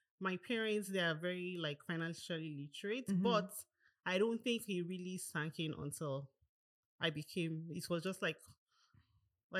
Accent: Nigeria; moved away as an adult; also born or lived in Canada; now in Toronto, Canada; I grew up in Nigeria. Mm-hmm. I was there till I was 18, and then I moved down to Canada as a student

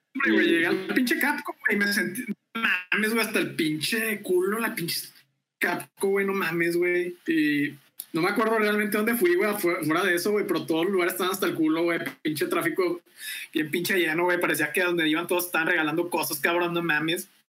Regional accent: Veracruz, Mexico; moved away as an adult; now in Monterrey, Mexico; mi natal Veracruz

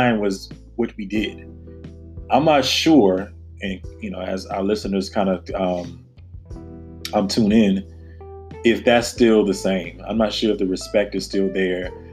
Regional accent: the South, United States; now in Washington, D.C., United States; growing up in the South

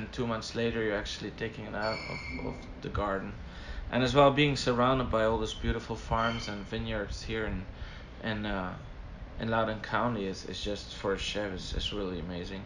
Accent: Belgium; moved away as an adult; now in United States; my beautiful little country, Belgium

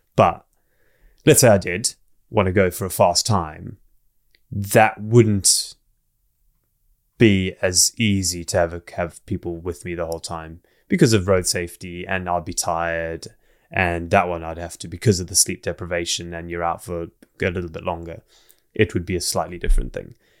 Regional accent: South Africa; also born or lived in Zimbabwe / England; now in Wales, United Kingdom; I grew up most of my childhood in South Africa

